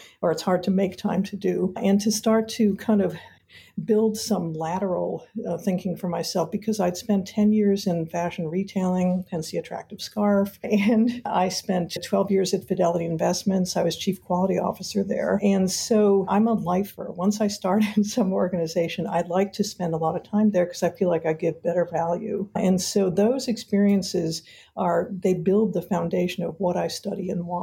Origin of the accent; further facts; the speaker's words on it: Detroit, Michigan, United States; I grew up in Detroit, Michigan